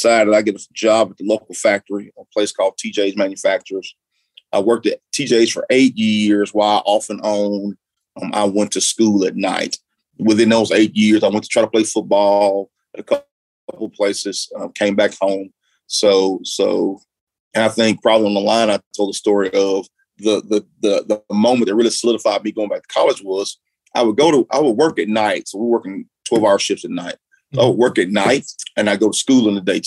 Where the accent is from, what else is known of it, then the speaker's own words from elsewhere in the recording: Florence, Alabama, United States; I grew up in Florence, Alabama.